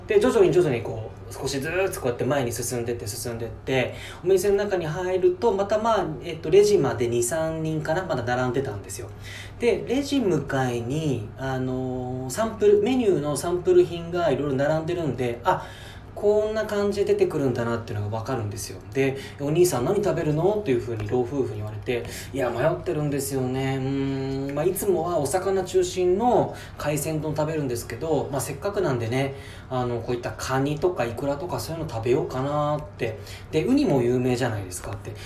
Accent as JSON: {"language": "Japanese", "region": "Chiba", "country": "Japan", "said": "千葉から来たんです"}